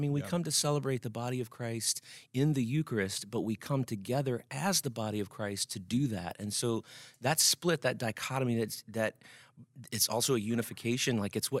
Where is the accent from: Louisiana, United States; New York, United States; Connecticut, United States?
Louisiana, United States; Alexandria; So we're originally from Alexandria, Louisiana.